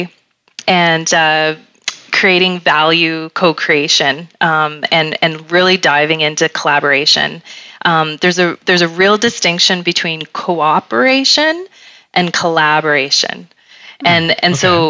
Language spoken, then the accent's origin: English; Canada; we're Canadian